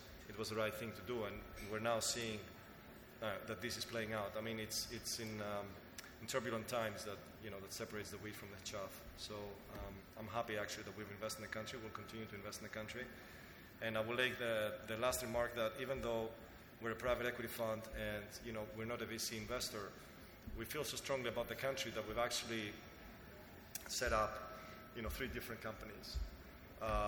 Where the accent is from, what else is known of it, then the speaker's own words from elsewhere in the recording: Greece; as Greeks and as people who like to see our home country shine